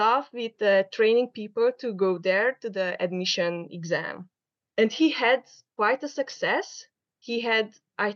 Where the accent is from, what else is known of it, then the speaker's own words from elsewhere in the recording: Transylvania, Romania; first language Hungarian; English is a second language; moved away as an adult; now in Cortes Island, Canada; Our native language is Hungarian. But we came from Romania. So we grew up and born in the territory of Romania.